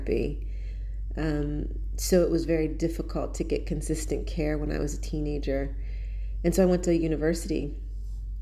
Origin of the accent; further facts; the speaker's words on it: Pennsylvania, United States; moved away as an adult; also born or lived in London; now in Kuwait; I'm from America. I was raised in Pennsylvania